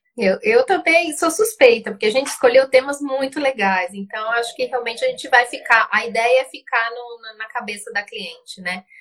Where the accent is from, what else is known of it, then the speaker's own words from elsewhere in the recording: Uruguay; Portuguese is a second language; now in Brazil; eu sou uruguaia